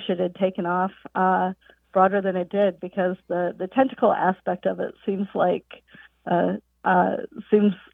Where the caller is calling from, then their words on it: Peoria, Illinois, United States; I'm calling from Peoria, Illinois, on the behalf of my best friend Liz Barton with a question.